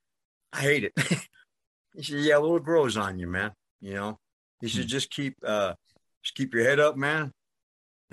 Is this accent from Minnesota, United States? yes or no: no; New York, United States; accent: New York; moved away; also born or lived in Las Vegas; I grew up in New York